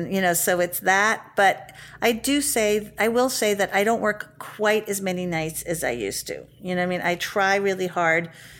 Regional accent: New York City, New York, United States; I grew up in the West Village.

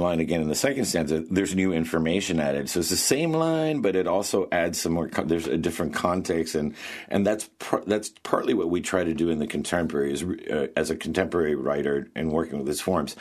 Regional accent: Bethel, United States; I'm back in Bethel in my hometown

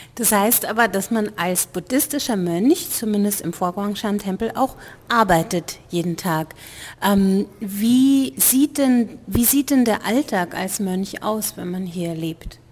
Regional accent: Germany; als Deutscher, als Deutscher

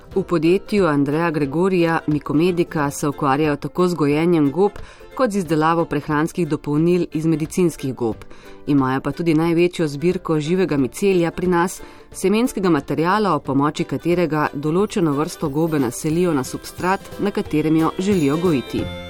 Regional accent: Slovenia

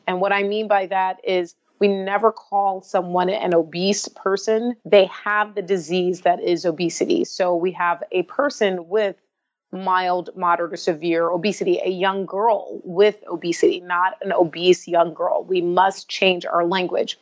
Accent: Atlanta, Georgia, United States; since I was a young child growing up in Atlanta, Georgia

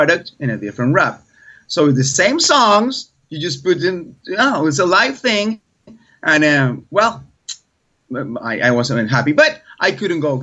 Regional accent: Colombia; English is a second language; I'm from Colombia, South America.

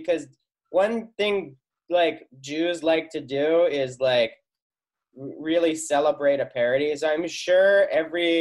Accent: Wilmington, Delaware, United States; I'm from Wilmington, Delaware

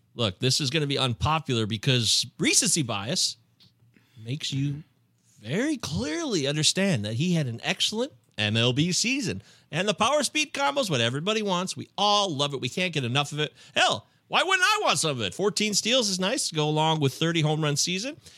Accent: Michigan, United States; I'm a Midwesterner myself from Michigan

